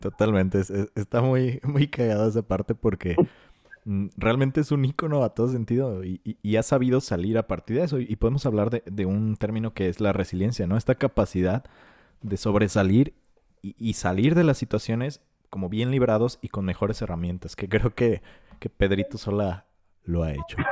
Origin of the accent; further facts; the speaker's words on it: Mexico; Nosotros como mexicanos